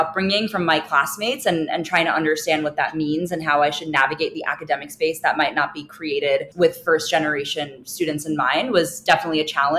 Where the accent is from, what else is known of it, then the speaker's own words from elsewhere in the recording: New York City, New York, United States; English is a second language; the three of us grew up in Brooklyn, New York. We grew up near the Coney Island area, which is a pretty diverse part of New York City.